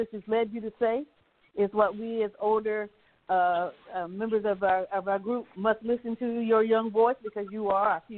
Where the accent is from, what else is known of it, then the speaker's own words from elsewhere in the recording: Virginia, United States; I'm from Virginia